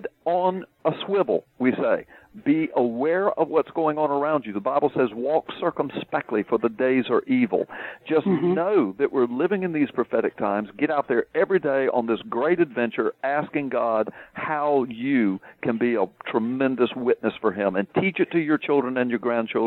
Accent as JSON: {"language": "English", "region": "the South", "country": "United States", "said": "I'm from the South"}